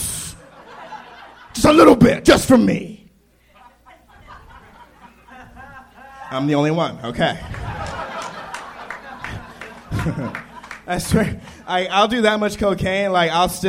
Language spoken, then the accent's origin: English; Marietta, Georgia, United States; Georgia, Marietta, Georgia